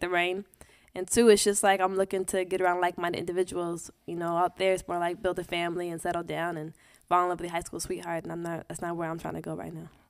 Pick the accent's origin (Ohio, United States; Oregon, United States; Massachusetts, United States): Oregon, United States; Portland; moved away as an adult; also born or lived in Los Angeles; now in New York, United States; I came from Portland